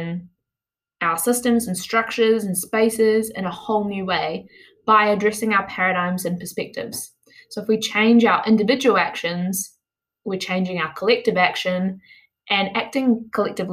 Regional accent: New Zealand; I'm from Aotearoa, New Zealand

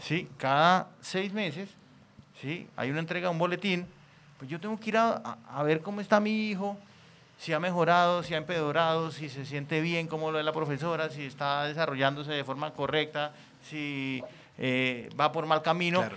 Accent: Santander, Colombia; moved away; also born or lived in Bogotá; Yo soy santanderiano

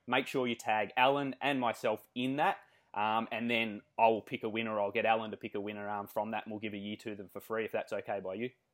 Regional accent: Australia; accent: Australian; we love the Australian accent. To me, I think we sound nasally and whiny

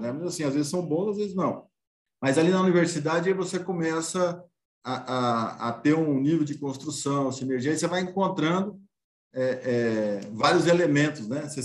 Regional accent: Lençóis, São Paulo, Brazil; eu nasci em Lençóis, né? Sou nascido aqui no, no, no interior do estado de São Paulo.

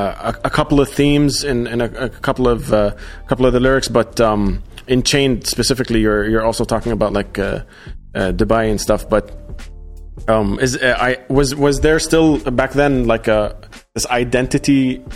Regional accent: Australia; also born or lived in Qatar / Jordan / Egypt; Like, I grew up in Australia, moved to Qatar. I stayed in Jordan. I was in Egypt for a while, then moved here

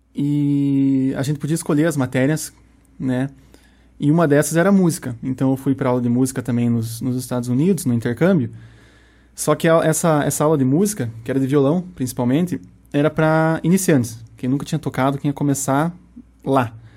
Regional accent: Guarapuava, Paraná, Brazil; first language Portuguese; eu sou nascido e criado aqui em Guarapuava

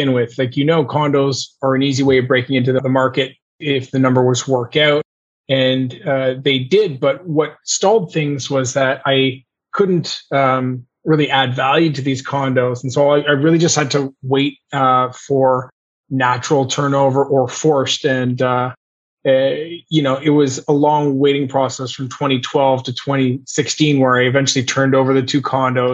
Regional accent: Montreal, Quebec, Canada; I'm born and raised in Montreal

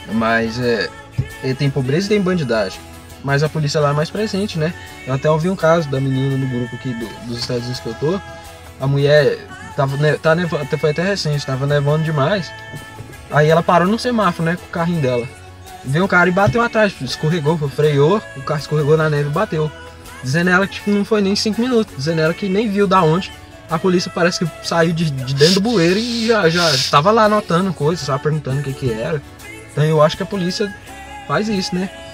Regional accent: Brazil; sou latino

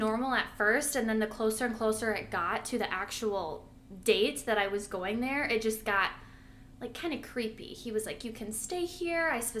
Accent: Michigan, United States; now in Los Angeles, United States; I'm a photographer in the LA area. I'm from Michigan, blah, blah, blah.

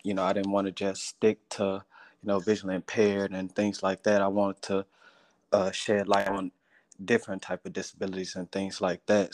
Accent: Houston, Texas, United States; I'm from Houston, Texas

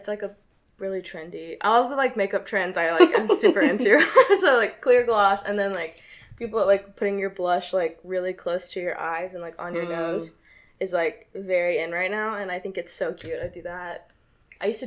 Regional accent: the South, United States; I'm from the South

